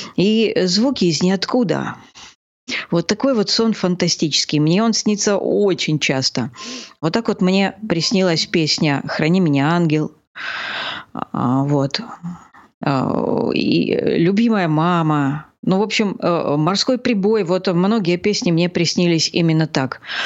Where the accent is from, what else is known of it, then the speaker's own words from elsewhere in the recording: Gelendzhik, Krasnodar Krai, Russia; я родилась в этом городе, я его очень люблю